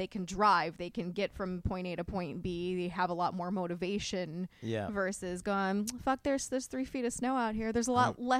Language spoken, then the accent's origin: English; Orlando, Florida, United States; I am from North Orlando.